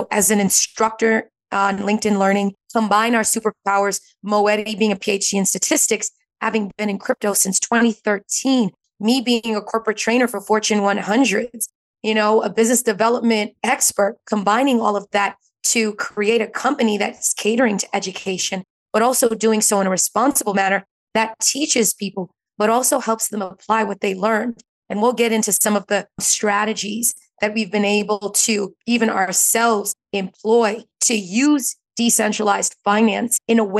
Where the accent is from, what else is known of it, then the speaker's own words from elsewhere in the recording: New York, United States; I'm from New York. I can't hide it.